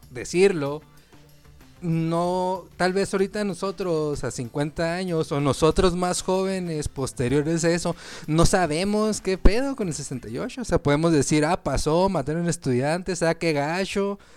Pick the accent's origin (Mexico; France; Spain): Mexico; tenemos que sentir orgullosos como mexicanos